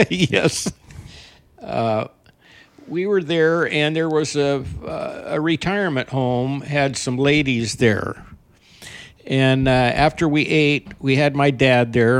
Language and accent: English; Burley, Idaho, United States; now in Eagle Point, United States; I was born in Burley, Idaho